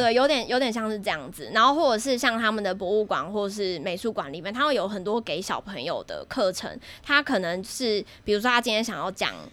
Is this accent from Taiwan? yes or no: yes; Taiwan; also born or lived in United Kingdom; 我们台湾人去上那些才艺班